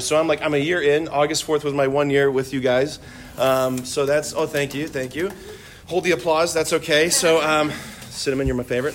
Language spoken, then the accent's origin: English; Hudson, United States; I would go back to Hudson, I spent um, just a good chunk of the, the school day with the teachers and kids at Seton Catholic School, which is the school in my hometown